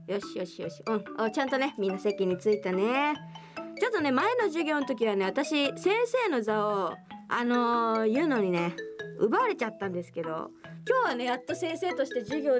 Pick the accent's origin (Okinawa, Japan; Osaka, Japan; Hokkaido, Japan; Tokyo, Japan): Tokyo, Japan; うちはもやっぱ特別にしていくいや東京東京出身だからただいまって